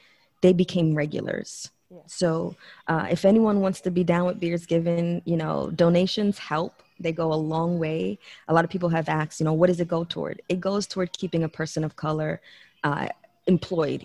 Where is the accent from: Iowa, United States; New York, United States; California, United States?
New York, United States; moved away as an adult; now in Texas, United States; I come from New York, where the bar scene in New York is